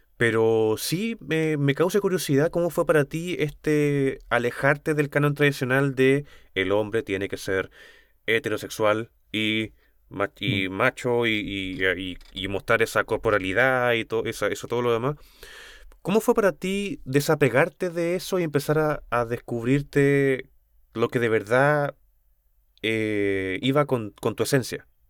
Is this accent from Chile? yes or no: yes; Chile; como cultura chilena